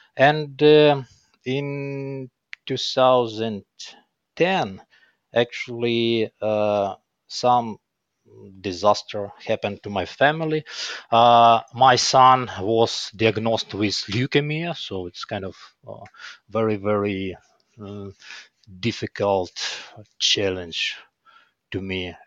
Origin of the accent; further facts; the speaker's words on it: Kyiv, Ukraine; I was born here in Kyiv, in Ukraine.